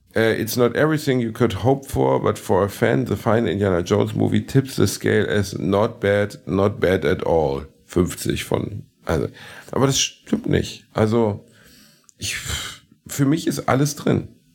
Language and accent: German; Germany; wir sind ja Deutsche